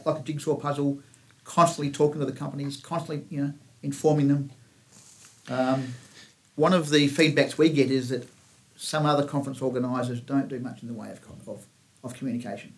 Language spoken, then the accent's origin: English; Kalgoorlie, Western Australia, Australia; I was brought up in Kalgoorlie. In fact, on a sheep station out of Kalgoorlie.